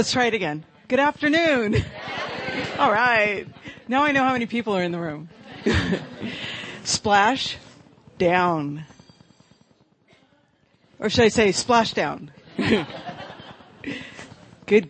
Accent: Marin County, California, United States; I grew up in Marin County, which is where San Rafael is

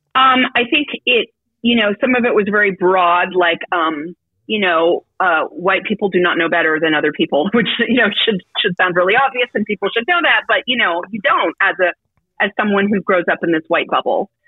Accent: Petaluma, California, United States; also born or lived in San Francisco, United States; we grew up in Petaluma

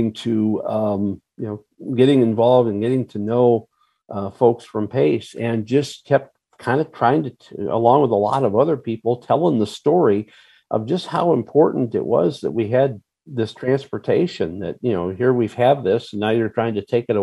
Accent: Rockford, Illinois, United States; also born or lived in Wausau, Wisconsin / Chicago area; now in Springfield, United States; I was born and raised actually in Rockford, Illinois, which is in the northern part of the state

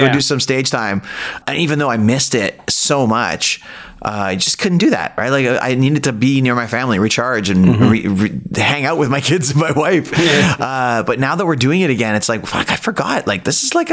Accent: Toronto, Ontario, Canada; I'm from Toronto.

